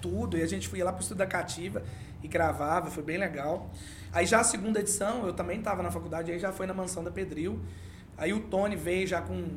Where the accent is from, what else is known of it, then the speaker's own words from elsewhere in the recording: Jataí, Goiás, Brazil; also born or lived in Uberlândia; nascido e criado em Jataí, é, com muito orgulho, sou apaixonado por essa cidade. Cresci aqui, só me mudei de Jataí quando eu tinha meus 17